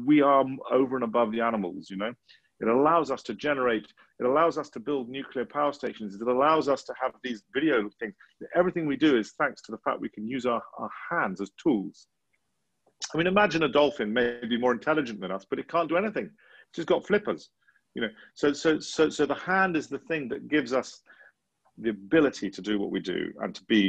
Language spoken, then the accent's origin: English; England, United Kingdom; as an English person, in England, you know, we live in a very, very privileged environment